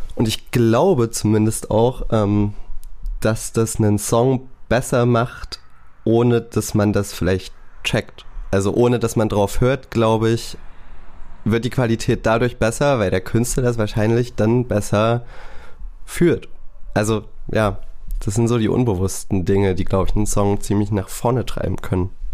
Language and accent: German; Saxony, Germany; ich bin dort geboren, ich wohne hier